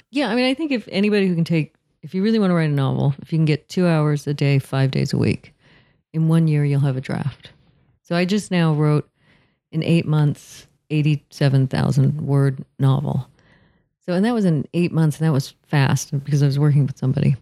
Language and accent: English; Southern California, United States; I'm from Southern California